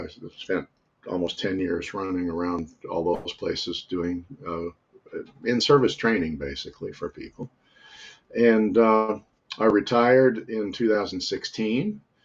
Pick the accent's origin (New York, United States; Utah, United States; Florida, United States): Utah, United States; now in South Korea; I was born and raised in Utah